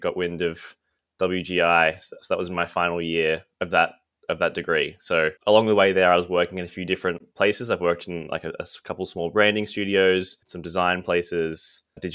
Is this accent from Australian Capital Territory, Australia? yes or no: yes; Canberra, Australian Capital Territory, Australia; moved away as an adult; also born or lived in Melbourne; I'm from Canberra originally. I moved to Melbourne to study fine art at uni